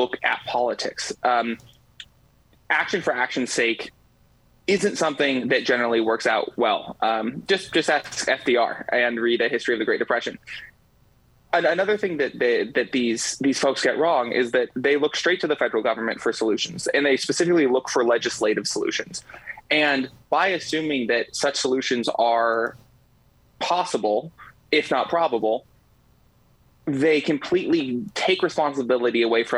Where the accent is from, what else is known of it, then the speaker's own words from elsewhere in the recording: Los Angeles, California, United States; I come from Los Angeles, California